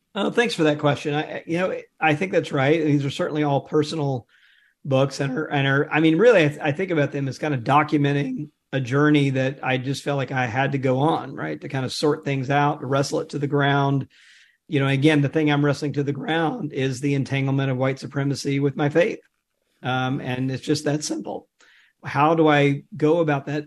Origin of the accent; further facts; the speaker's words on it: Jackson, Mississippi, United States; grew up in Jackson